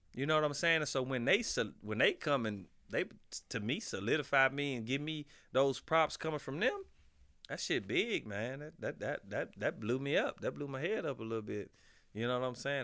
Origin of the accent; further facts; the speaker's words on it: Midwest, United States; I'm from the Midwest